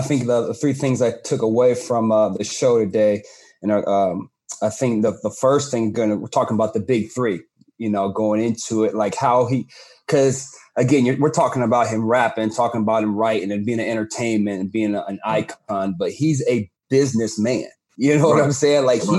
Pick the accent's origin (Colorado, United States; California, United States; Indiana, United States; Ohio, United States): Ohio, United States; outside of Cleveland; growing up in Cleveland, Ohio, or outside of Cleveland, Ohio.